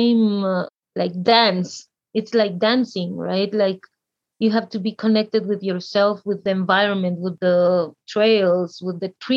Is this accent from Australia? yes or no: no; Guatemala; I'm from Guatemala